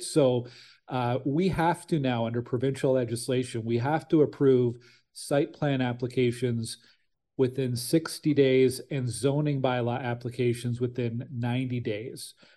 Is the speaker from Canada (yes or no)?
yes; Ottawa, Ontario, Canada; also born or lived in Stittsville; I'm from Ottawa originally. I grew up in Nepean